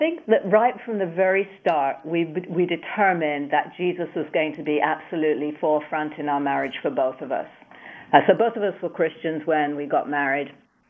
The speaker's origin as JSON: {"language": "English", "country": "United Kingdom", "tie": "born or raised there", "said": "And I grew up in the UK."}